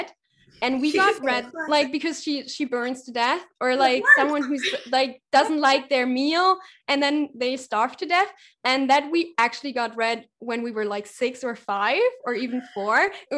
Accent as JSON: {"language": "English", "region": "East Germany", "country": "Germany", "said": "I'm from East Germany, which is, like, a little bit, it's former GDR, so it's formerly, like, associated to the Soviet Union."}